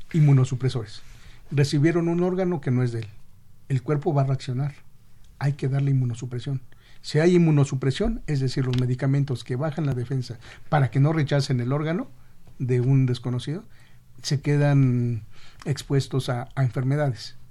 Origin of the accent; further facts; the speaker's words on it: Mexico City, Mexico; yo soy de Xochimilco, todavía se saluda de mano